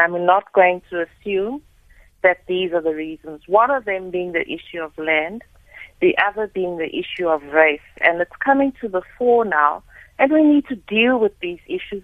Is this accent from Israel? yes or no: no; South Africa; I am a South African